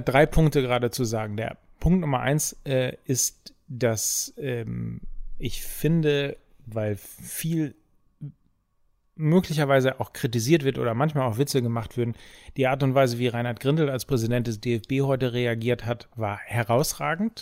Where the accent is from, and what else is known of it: Germany